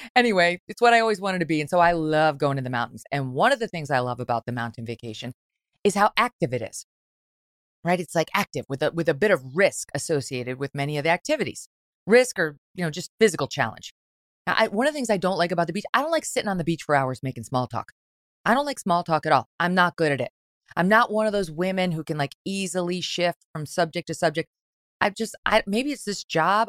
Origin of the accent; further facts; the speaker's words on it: Syracuse, New York, United States; also born or lived in Albany, New York / Jersey Shore; From the time I was a little girl growing up in Syracuse, New York